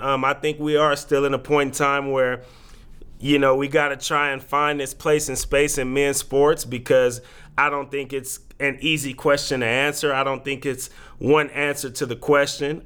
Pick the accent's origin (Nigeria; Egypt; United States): United States; Oakland, California; now in Portland, United States; the team that is in my hometown that gave me childhood memories